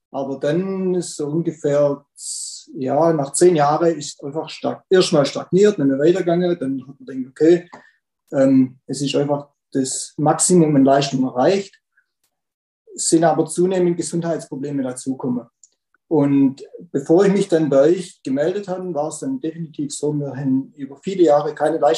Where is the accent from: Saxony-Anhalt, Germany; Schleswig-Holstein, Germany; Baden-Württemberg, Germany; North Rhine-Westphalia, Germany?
Baden-Württemberg, Germany; Rudersberg; Ja, also … äh, bin ich aus Rudersberg, Baden-Württemberg